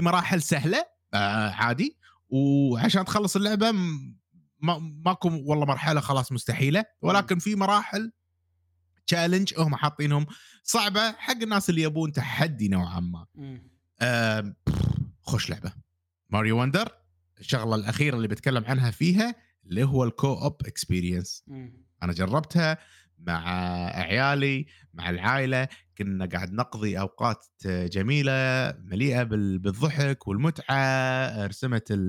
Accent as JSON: {"language": "Arabic", "country": "Kuwait", "said": "عندنا بالكويت"}